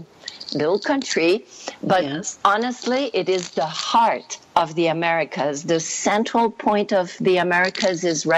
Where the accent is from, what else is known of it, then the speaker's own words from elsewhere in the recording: Canada; also born or lived in Quebec; now in Costa Rica; And no, I'm French Canadian.